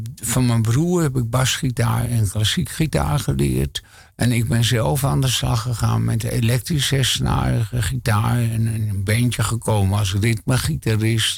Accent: Hilversum, North Holland, Netherlands; ik kom uit een eh, arbeidersgezin in Hilversum.

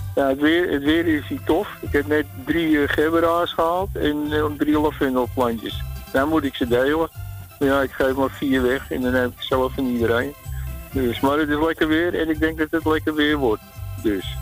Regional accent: Amsterdam, North Holland, Netherlands; now in Weesp, Netherlands; Ik ben Amsterdammer.

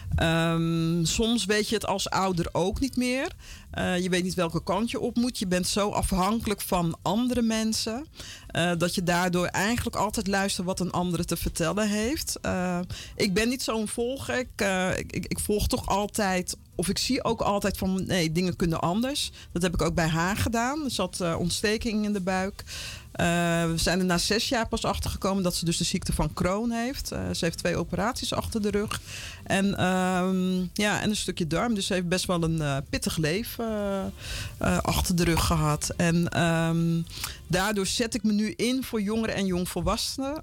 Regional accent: Vlaardingen, South Holland, Netherlands; moved away as an adult; also born or lived in Paramaribo, Suriname / Utrecht / Amsterdam; now in Almere, Netherlands; ik ben in Eh, Rotterdam, Vlaardingen opgegroeid

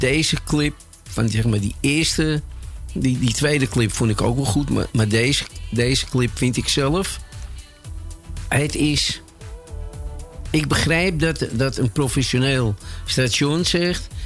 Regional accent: Amsterdam, North Holland, Netherlands; Ik ben opgegroeid op de Nieuwmarkt

